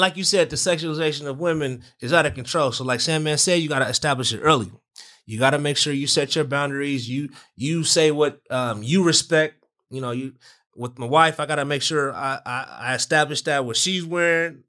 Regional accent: Southern California, United States; we're from SoCal

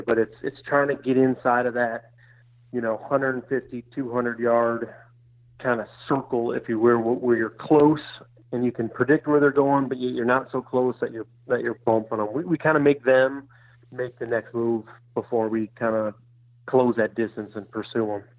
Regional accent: Michigan, United States; moved away as an adult; now in Iowa, United States; I grew up in Michigan

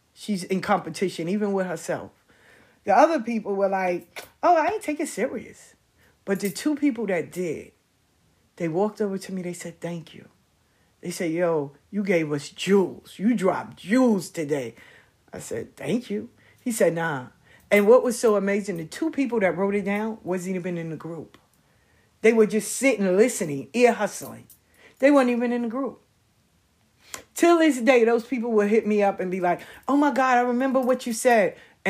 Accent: Missouri, United States; I'm from Missouri. I'm in the show me state. You gotta show me.

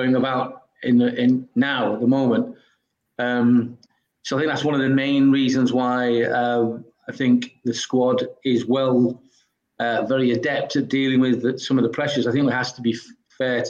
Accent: Halifax, England, United Kingdom; I'm from Halifax in the Northwest, and growing up as a kid, I wasn't a Liverpool fan

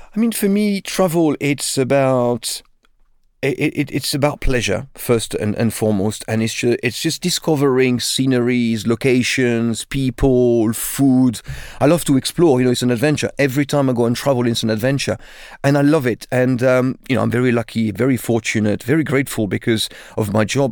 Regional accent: Limoges, Nouvelle-Aquitaine, France; English is a second language; moved away as an adult; now in London, United Kingdom; I grew up in a town called Limoges, which is in the center of France, about four hundred kilometers from Paris.

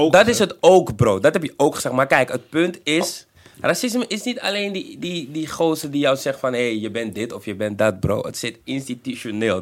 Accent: Netherlands; Ik ben geboren in Nederland

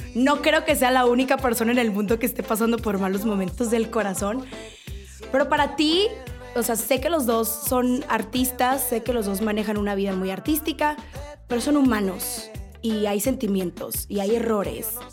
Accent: Mexico; un paisano mío, con el Karim León

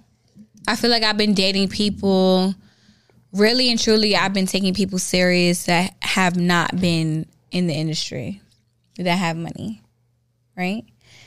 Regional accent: New York City, New York, United States; I'm from Brooklyn.

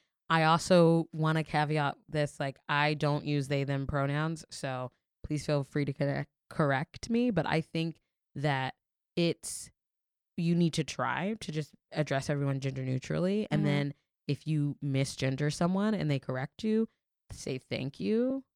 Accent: the South, United States; Or I'm from the South. And I still go back to the South.

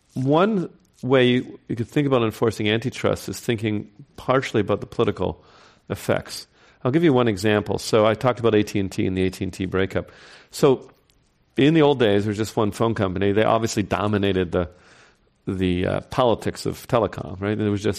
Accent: New York, United States; Might be my home state.

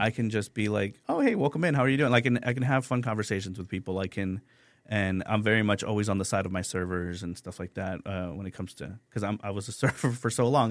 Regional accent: San Antonio, Texas, United States; also born or lived in San Luis Potosi, Mexico; I grew up on the Far West Side

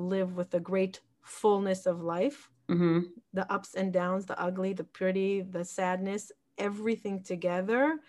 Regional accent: Jerusalem, Jerusalem District, Israel; moved away as an adult; also born or lived in Peoria, Illinois, United States / Woodmere, New York, United States / Florida, United States; now in Far Rockaway, United States; I grew up in Israel. I was born in Peoria, Illinois.

